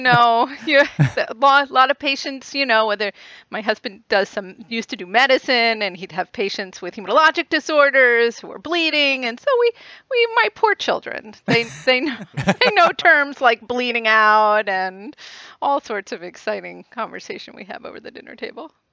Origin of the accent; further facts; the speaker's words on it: outside of Boston, Massachusetts, United States; I, I grew up right outside of Boston